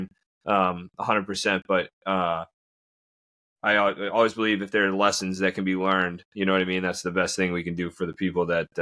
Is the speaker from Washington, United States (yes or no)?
no; Florida, United States; moved away; I grew up down in Florida, so I'm a transplant too